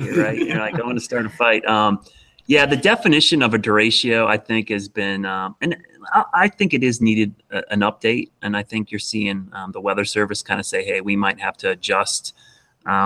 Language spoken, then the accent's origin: English; Ohio, United States; now in Charlotte, United States; growing up in Ohio